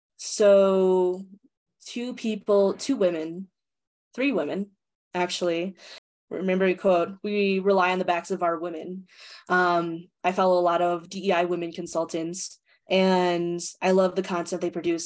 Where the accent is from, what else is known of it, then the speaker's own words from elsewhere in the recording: United States; being a Filipino American, how I perceive power and leadership because my parents are Filipino, but also my ability to flex between that because of my American upbringing